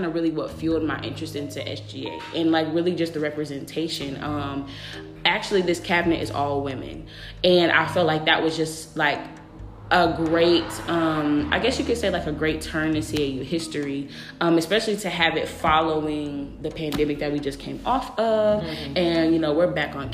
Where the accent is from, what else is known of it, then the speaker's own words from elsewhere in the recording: a small town outside Dallas, Texas, United States; moved away; also born or lived in Atlanta, Georgia; I'm actually from a very small town right outside of Dallas